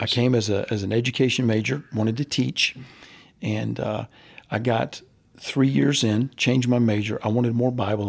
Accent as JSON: {"language": "English", "region": "Central Florida", "country": "United States", "tie": "born or raised there", "said": "I grew up in Central Florida"}